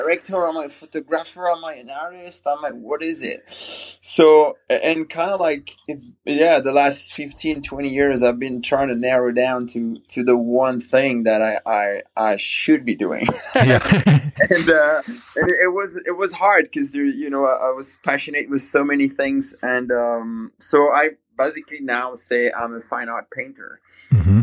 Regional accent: Fontainebleau, Île-de-France, France; English is a second language; moved away as an adult; now in United States; I grew up in a small town called Fontainebleau

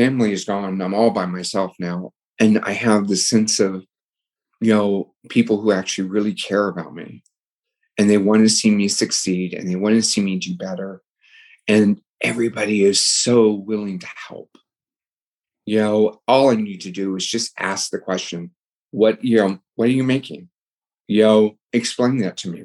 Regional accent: San Diego, California, United States; I was born and raised in San Diego

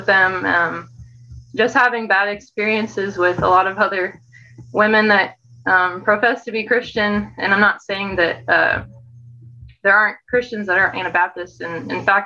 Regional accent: Missouri, United States; moved away as an adult; also born or lived in Arkansas; I'm from Missouri, in the city. So I'm moving to Arkansas right now

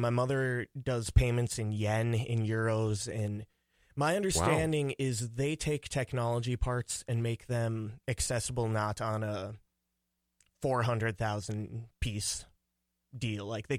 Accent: Thief River Falls, Minnesota, United States; I grew up in Thief River Falls, Minnesota.

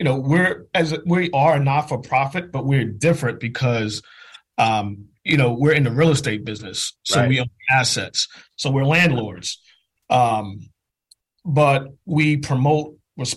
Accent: New York City, New York, United States; born and raised in Jamaica, Queens

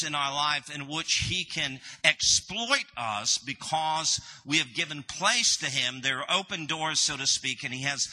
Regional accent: Canada; moved away as an adult; also born or lived in United States; we are originally from Canada.

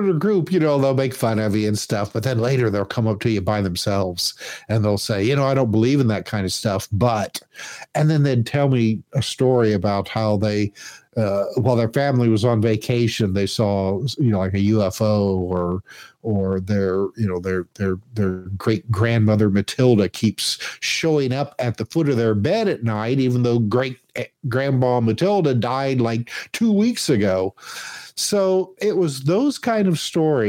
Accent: Indiana, United States; I grew up in Indiana

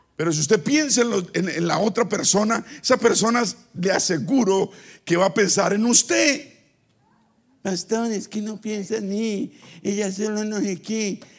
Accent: Bucaramanga, Santander, Colombia; moved away; Bucaramanga, donde yo vivía

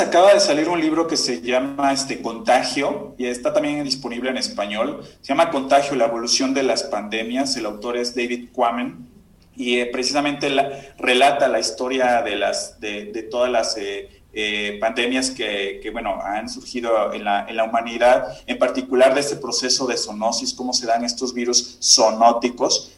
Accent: Córdoba, Veracruz, Mexico; yo soy de, de Córdoba, Veracruz

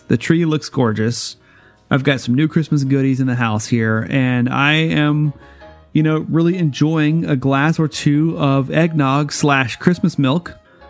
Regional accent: Alabama, United States; moved away; So I am actually from Alabama, my early years.

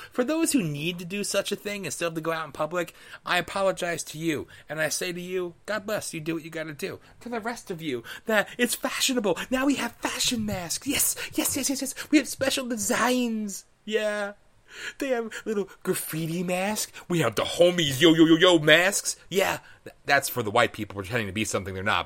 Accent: United States; as an American

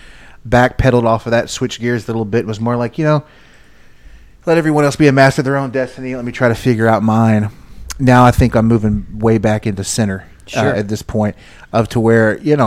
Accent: Texas, United States; as an American, as a Texan

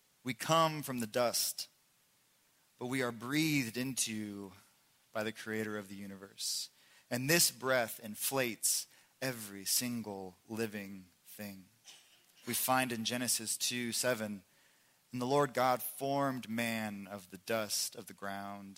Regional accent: Indiana, United States; now in Oklahoma, United States; I'm from Indiana, and we drive past cows all the time. We live in Oklahoma

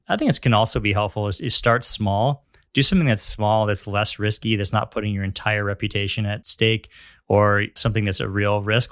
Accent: Northern California, United States; also born or lived in Los Angeles; now in San Diego, United States; growing up in Northern California

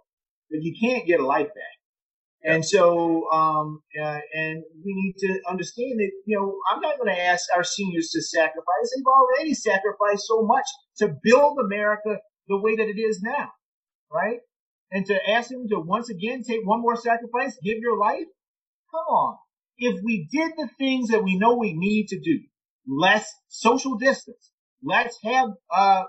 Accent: Orangeburg, South Carolina, United States; my hometown of Orangeburg

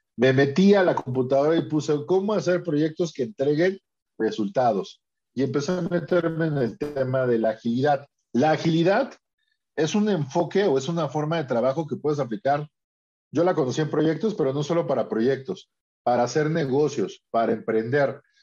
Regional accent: Mexico; aquí en mi país, ¿no? En México

